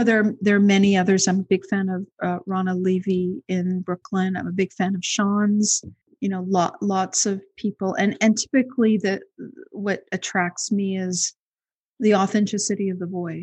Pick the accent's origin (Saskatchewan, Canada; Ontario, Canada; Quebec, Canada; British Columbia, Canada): Quebec, Canada; Montreal; also born or lived in Toronto; I grew up in Montreal